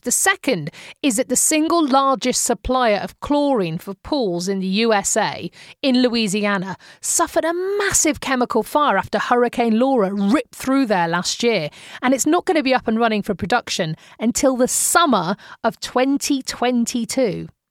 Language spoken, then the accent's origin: English; United Kingdom; now in Arizona, United States; As a British citizen